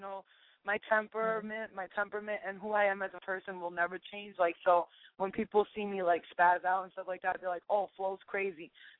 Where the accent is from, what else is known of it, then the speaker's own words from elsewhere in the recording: New York City, New York, United States; I'm from Staten Island